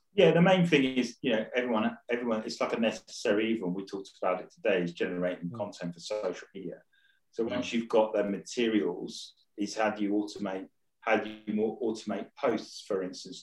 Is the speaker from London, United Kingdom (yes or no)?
no; Rayleigh, East of England, United Kingdom; moved away; I was originally from Rayleigh